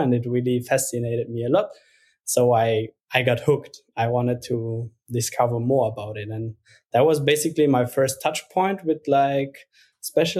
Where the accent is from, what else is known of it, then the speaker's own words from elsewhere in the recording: Luxembourg; moved away as an adult; now in Berlin, Germany; I'm originally from Luxembourg